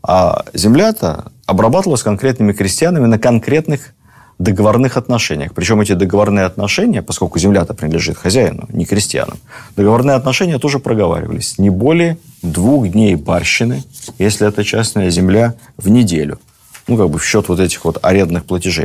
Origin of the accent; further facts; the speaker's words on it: Moscow, Russia; как москвич